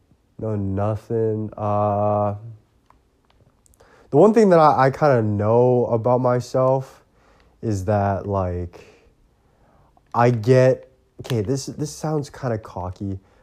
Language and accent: English; Port Coquitlam, British Columbia, Canada; And I grew up in Poco, right?